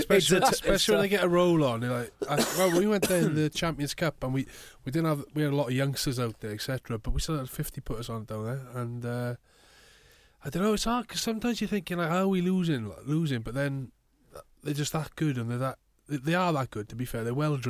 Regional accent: Neath, Wales, United Kingdom; I'm actually from Neath, so I'm more Ospreys born and bred.

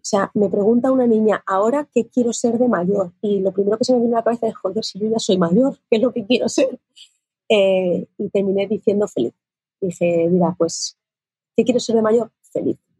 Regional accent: Castilla-La Mancha, Spain; En mi tierra, que yo soy manchega

